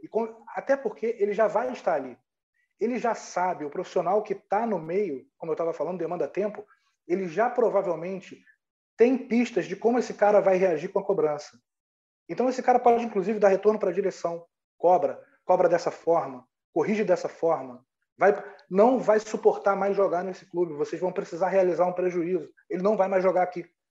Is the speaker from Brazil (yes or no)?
yes; Rio de Janeiro, Brazil; eu sou do Rio de Janeiro